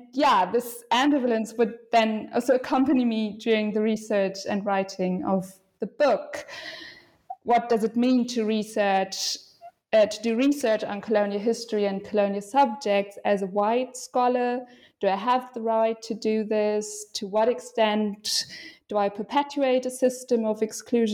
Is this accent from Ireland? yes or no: no; western Germany, Germany; moved away as an adult; now in Berlin, Germany; I was born in Western Germany, in a small town that is known for its university and many students